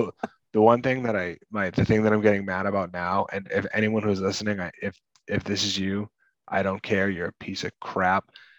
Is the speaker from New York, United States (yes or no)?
no; Massachusetts, United States; we're from Massachusetts